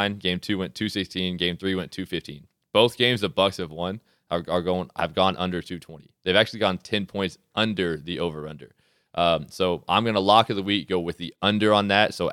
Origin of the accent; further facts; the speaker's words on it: Houston, Texas, United States; you're my hometown team.